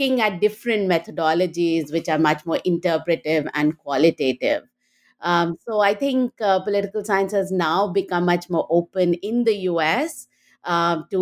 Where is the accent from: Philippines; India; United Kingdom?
India; moved away as an adult; now in United States; I grew up in India and went to Delhi University